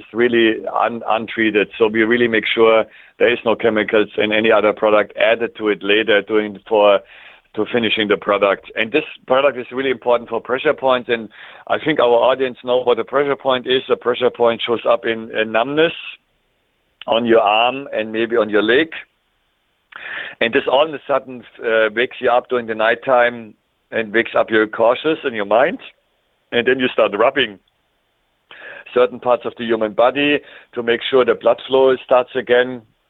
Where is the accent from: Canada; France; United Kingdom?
Canada; It's similar in my home country, Canada, where we're using maple syrup in the winter time